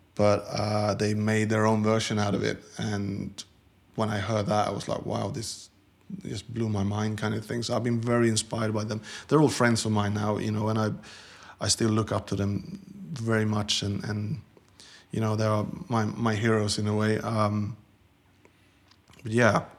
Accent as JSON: {"language": "English", "country": "Sweden", "tie": "born or raised there", "moved": "as an adult", "said": "Growing up in Sweden in the 70s and 80s"}